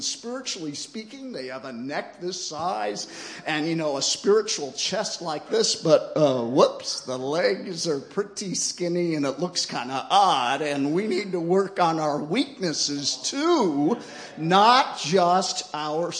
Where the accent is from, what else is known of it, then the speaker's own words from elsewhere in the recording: United States; I come from the United States